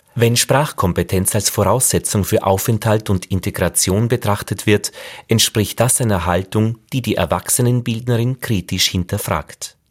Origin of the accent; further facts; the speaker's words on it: Braunau am Inn, Upper Austria, Austria; now in Vienna, Austria; Ich bin im Dialekt aufgewachsen, in Braunau am Inn in Oberösterreich, bin dann nach Wien gegangen